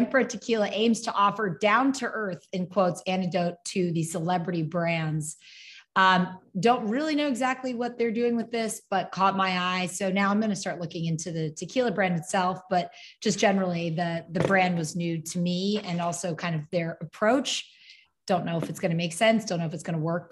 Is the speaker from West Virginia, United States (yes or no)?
no; New Jersey, United States; I'm from South Jersey.